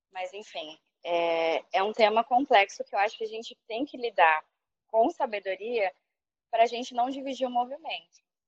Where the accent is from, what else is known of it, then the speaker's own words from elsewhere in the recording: São Paulo, Brazil; moved away as an adult; now in Rio de Janeiro, Brazil; eu morei a vida toda em São Paulo